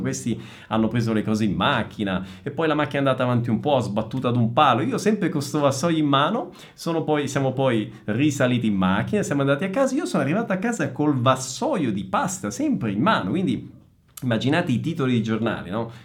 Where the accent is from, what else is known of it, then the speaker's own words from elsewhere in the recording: Messina, Sicily, Italy; moved away as an adult; also born or lived in northern Italy; now in São Paulo, Brazil; sono italiano, sono nato in Sicilia, a Messina, ho vissuto per circa 30 anni in Italia